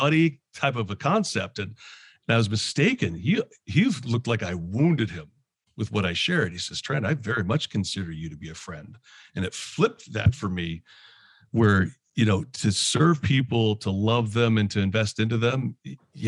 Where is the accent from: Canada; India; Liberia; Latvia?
Canada; moved away as an adult; also born or lived in London, Ontario / New Jersey; now in Philadelphia area, United States; I'm actually originally from Canada. I live in the Philadelphia area now